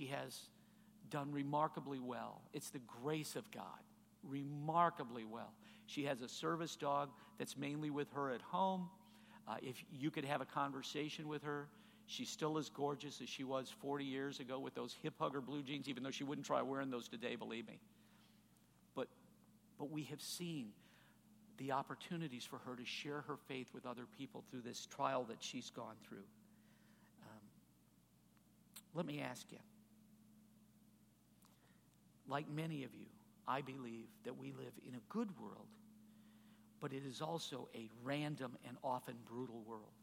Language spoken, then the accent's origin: English; Chicago, Illinois, United States; now in Indianapolis, United States; I grew up on the Chicago suburbs.